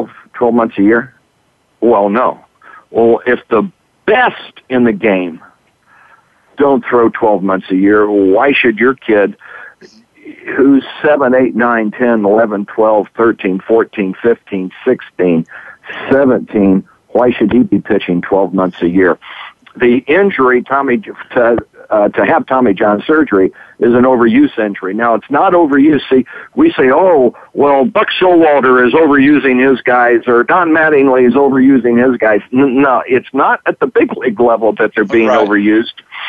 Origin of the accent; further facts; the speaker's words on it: Terre Haute, Indiana, United States; moved away; when I was growing up in Terre Haute